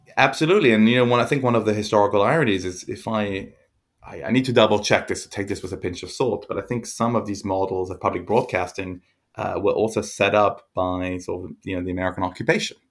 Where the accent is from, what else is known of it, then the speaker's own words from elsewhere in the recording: France; I grew up in France